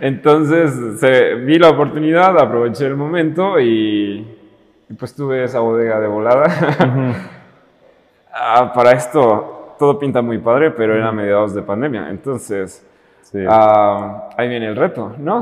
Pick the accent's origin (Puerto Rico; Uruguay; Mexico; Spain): Mexico; Totatiche, Jalisco; moved away as an adult; now in Guadalajara, Mexico; yo soy de un pueblito y en particular de un rancho. Se llama Totatiche y es al norte de Jalisco